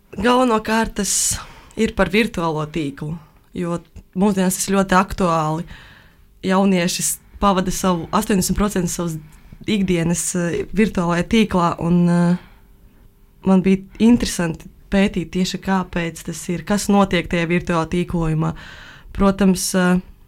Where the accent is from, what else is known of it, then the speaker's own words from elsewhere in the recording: Valmiera, Valmiera Municipality, Latvia; es esmu no Valmieras